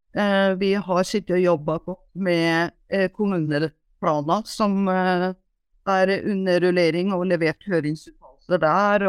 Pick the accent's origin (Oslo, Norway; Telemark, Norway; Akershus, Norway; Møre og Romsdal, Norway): Telemark, Norway; Porsgrunn; also born or lived in Trøndelag / Hitra; now in Gjerstad, Norway; født og oppvokst i Porsgrunn